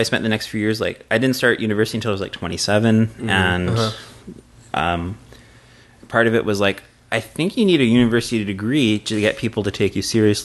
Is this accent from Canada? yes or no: yes; Edmonton, Alberta, Canada; I'm from Edmonton.